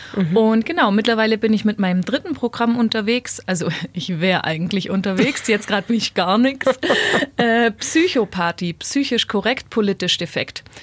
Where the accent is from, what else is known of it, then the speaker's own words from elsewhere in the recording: Weißenhorn, Bavaria, Germany; moved away as an adult; Ich bin ja später tatsächlich wieder in meine Heimat Weißenhorn zurückgezogen